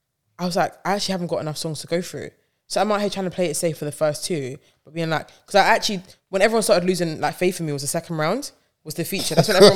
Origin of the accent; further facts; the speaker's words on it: Bronx, New York, United States; I'm a New Yorker. So him being like, you're from the town. I'm like, yes, I am from the Bronx.